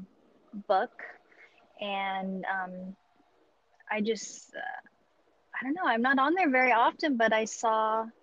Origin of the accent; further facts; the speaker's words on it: Huntington Beach, California, United States; also born or lived in the desert / the Bay Area; now in Las Vegas, United States; Northern California, in Orange County, Huntington Beach specifically. My parents were separated, so I split time between the beach and the desert